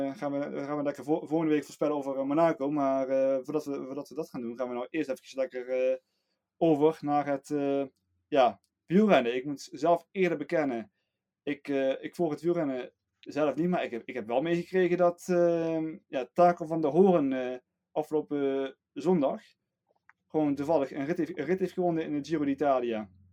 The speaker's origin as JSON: {"language": "Dutch", "country": "Netherlands", "said": "we als Nederlander"}